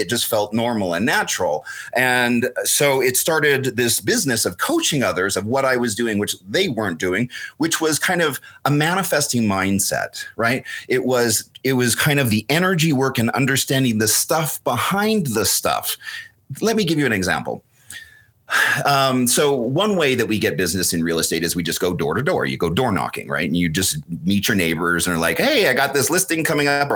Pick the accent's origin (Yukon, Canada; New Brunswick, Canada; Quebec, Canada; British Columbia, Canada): British Columbia, Canada; just outside of Vancouver; I was raised just outside of Vancouver, British Columbia